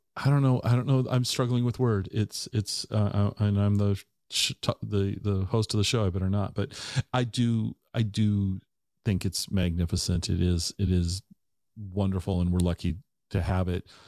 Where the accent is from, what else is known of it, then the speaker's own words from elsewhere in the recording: Tacoma, Washington, United States; also born or lived in Ellensburg / Seattle; I grew up in the Tacoma area my entire life